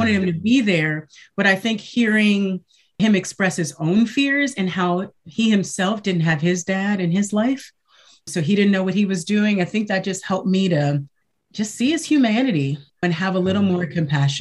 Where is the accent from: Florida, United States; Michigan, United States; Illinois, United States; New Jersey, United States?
Michigan, United States; I was raised in Michigan. Well, I was born in Michigan, I'll say, and I was raised in a single parent home.